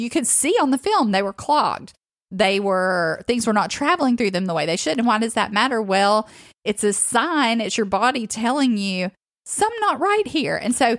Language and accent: English; the South, United States; when I grew up in the South.